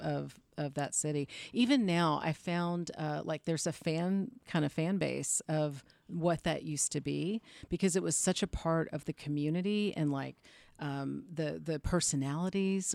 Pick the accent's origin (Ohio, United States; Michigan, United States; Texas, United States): Texas, United States; Austin; moved away as an adult; also born or lived in Houston, Texas / Charleston, South Carolina / Atlanta, Georgia; now in Los Angeles, United States; I was born and raised in Texas, but I lived in the deep South